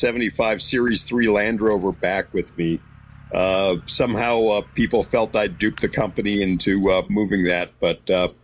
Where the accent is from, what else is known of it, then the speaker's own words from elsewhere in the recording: Southern California, United States; moved away as an adult; also born or lived in North Yorkshire, England / Colorado / Wyoming; I don't like to admit that I'm originally from Southern California, but I moved all the way to England to escape Southern California before coming back to Colorado and Wyoming.